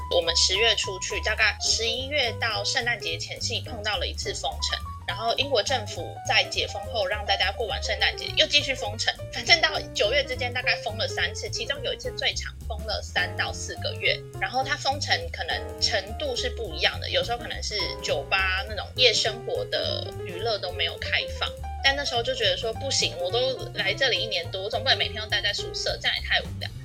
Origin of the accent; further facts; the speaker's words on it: Taiwan; also born or lived in Leeds, United Kingdom; 原来我对台湾的了解这么少